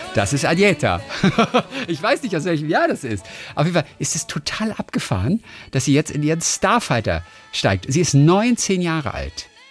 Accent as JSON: {"language": "German", "town": "Eisenach", "region": "Thuringia", "country": "Germany", "tie": "born or raised there", "moved": "yes", "said": "Ich wohne noch in Eisenach in Thüringen, wo ich aufgewachsen bin"}